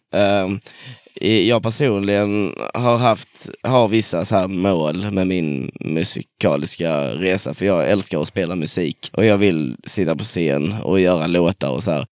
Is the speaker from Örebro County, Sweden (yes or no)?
no; Dönaberga, Skåne, Sweden; now in Kristianstad, Sweden; jag är ifrån eh, en sjukt liten ort. Det är sju hus runt en landsväg som heter Dönaberga. Eh, i, eh, mitt i Göinges skogar.